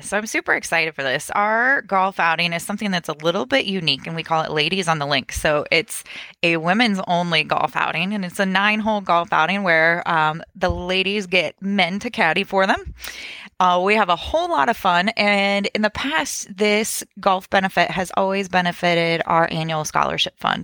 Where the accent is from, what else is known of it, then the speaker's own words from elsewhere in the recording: Champaign, Illinois, United States; I'm born and raised in Champaign